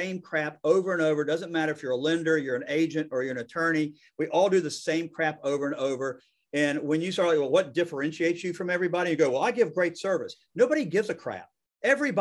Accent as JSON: {"language": "English", "region": "the South", "country": "United States", "said": "I'm from the South"}